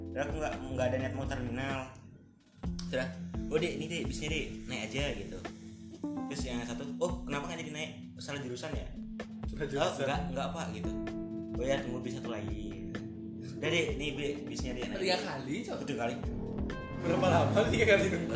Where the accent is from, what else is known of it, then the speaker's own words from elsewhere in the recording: Yogyakarta, Special Region of Yogyakarta, Indonesia; Aku tuh kayak orang awam di Jogja Padahal aku orang Jogja lu